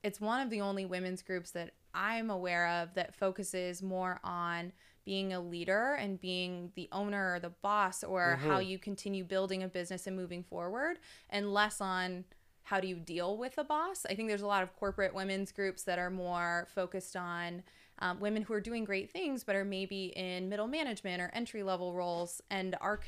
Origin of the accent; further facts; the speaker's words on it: Texas, United States; I'm from Texas. I've been there.